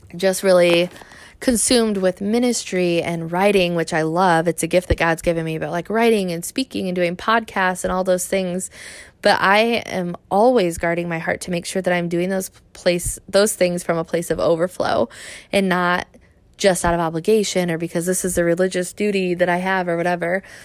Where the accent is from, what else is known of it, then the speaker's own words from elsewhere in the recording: Michigan, United States; I'm originally from Michigan